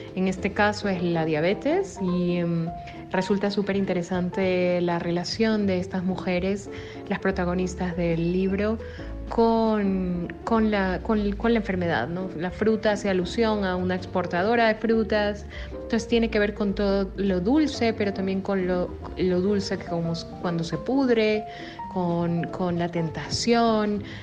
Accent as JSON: {"language": "Spanish", "country": "Ecuador", "said": "soy escritora soy de Ecuador"}